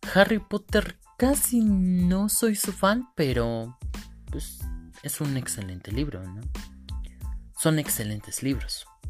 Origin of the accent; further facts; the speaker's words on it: Cadereyta de Montes, Querétaro, Mexico; Yo soy de Cadreita de Montes, Querétaro